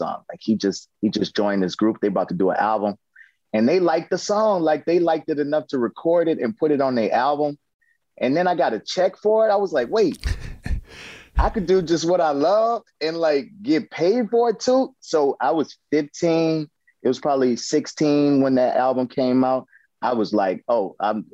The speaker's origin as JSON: {"language": "English", "town": "New Orleans", "region": "Louisiana", "country": "United States", "also_born_or_lived": "Atlanta", "moved": "as an adult", "said": "I came from New Orleans where it was a music town, but it wasn't a music industry town"}